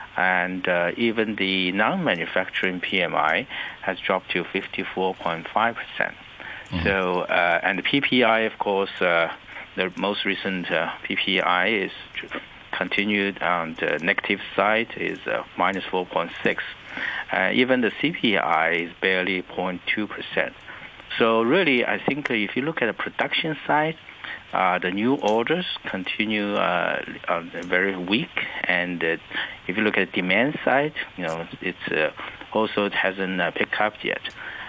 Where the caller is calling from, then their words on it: Shanghai, China; I'm speaking from the Huangpu River, the Bund.